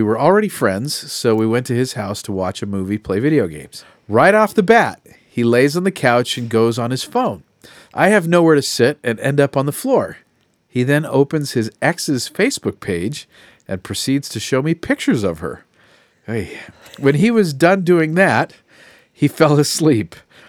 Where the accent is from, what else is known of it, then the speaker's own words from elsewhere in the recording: Australia; I'm Australian. My profile said I was Australian.